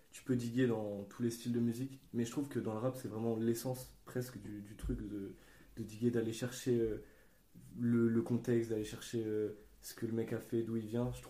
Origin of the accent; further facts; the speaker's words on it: Grenoble, Auvergne-Rhône-Alpes, France; moi qui n'ai pas d'Île-de-France, j'ai moins été touché parce que euh, à Grenoble, il n'y a pas une vraie scène rap.